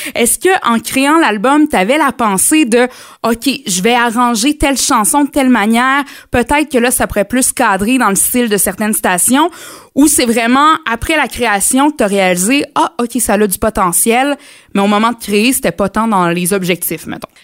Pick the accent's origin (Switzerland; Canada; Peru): Canada; Mauricie, Quebec; venant de chez nous en Mauricie